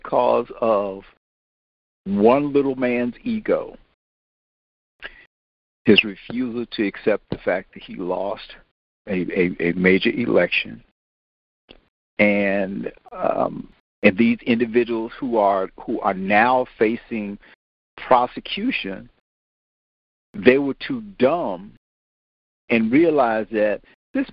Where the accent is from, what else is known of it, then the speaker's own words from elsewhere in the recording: Washington, District of Columbia, United States; me growing up in Washington